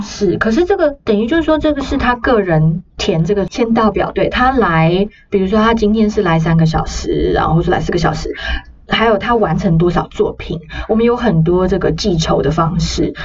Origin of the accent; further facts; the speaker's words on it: Taiwan; 我来自台湾